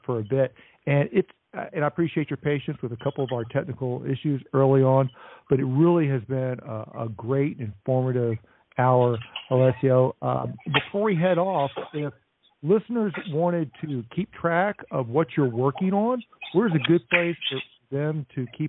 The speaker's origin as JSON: {"language": "English", "country": "United States", "said": "as an American"}